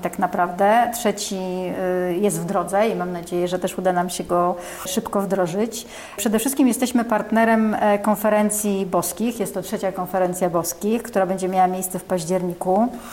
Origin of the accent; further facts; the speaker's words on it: Warsaw, Masovian Voivodeship, Poland; Ja jestem warszawianką, e, tak. jestem, ale czuję się z krwi kości, e, tak. Tu się, w Warszawie się urodziłam